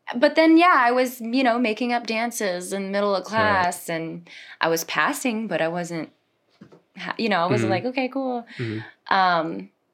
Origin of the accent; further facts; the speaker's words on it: Bonifay, Florida, United States; moved away as an adult; also born or lived in Tampa, Florida / Venezuela; now in Orlando, United States; I am from Bonifay, Florida.